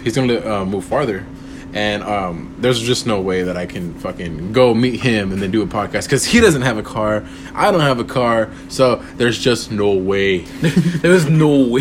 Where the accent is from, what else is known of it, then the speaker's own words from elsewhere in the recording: Corpus Christi, Texas, United States; I'm from Corpus Christi, Texas